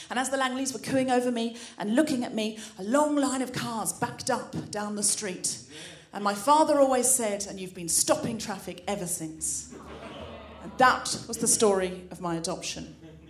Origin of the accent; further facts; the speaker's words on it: Australia; I was brought up in Australia, and I know I don't sound especially Australian, but I read a lot of Enid Blyton as a child, and I picked up the accent from the books.